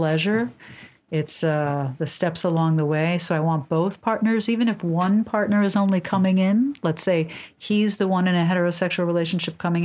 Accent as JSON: {"language": "English", "town": "New York City", "region": "New York", "country": "United States", "tie": "born or raised there", "said": "I'm born and raised in Manhattan"}